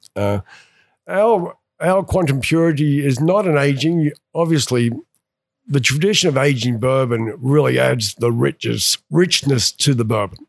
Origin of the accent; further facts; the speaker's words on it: Australia; also born or lived in England / Atlanta, Georgia; now in Cumming, United States; I'm originally from Australia, lived in England, and came over to, uh, Atlanta, Georgia back in nineteen ninety-two